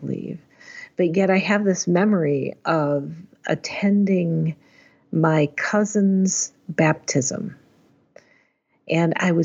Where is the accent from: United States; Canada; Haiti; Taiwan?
United States; Chicago, Illinois; I grew up in the northwest suburbs of Chicago